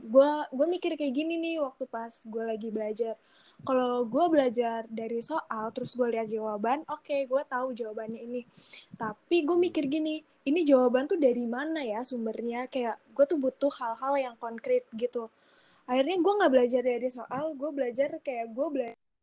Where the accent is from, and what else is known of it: Jakarta, Indonesia; also born or lived in Lembang